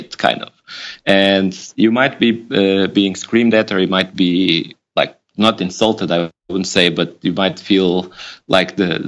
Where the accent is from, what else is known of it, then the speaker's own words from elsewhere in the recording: Lisbon, Portugal; now in Berlin, Germany; So I'm Portuguese. I was born in Lisbon. I live in Berlin now. So that's already, I'm away from my hometown